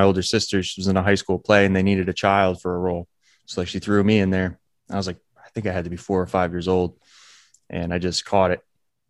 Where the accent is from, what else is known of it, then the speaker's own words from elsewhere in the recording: New Jersey, United States; Monmouth County, New Jersey.